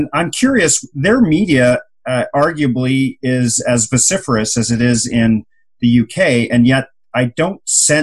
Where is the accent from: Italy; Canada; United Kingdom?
Canada; as a Canadian